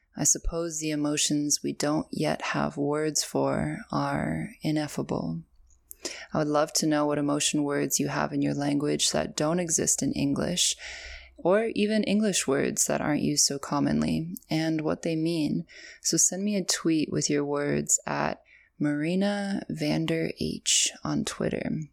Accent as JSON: {"language": "English", "country": "Canada", "accent": "Canadian", "said": "My Canadian accent"}